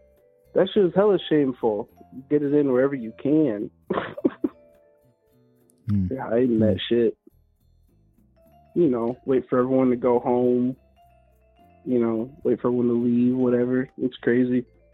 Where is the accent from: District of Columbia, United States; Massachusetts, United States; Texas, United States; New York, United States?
New York, United States; Bronx; born there; even though I was born in the Bronx, when you're adopted by a bunch of, like, white people from the Midwest, you kind of sound white.